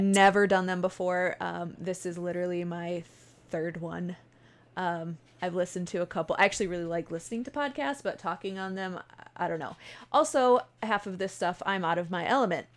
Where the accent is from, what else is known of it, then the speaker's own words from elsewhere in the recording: Buffalo, New York, United States; I am from Buffalo, New York. We say, er, A is funny